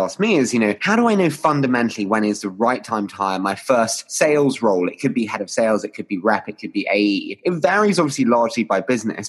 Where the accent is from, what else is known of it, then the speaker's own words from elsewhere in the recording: United Kingdom; me as a Brit